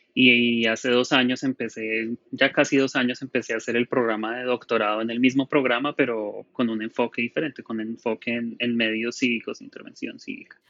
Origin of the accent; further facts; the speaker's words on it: Colombia; moved away; also born or lived in Bogotá; soy colombiano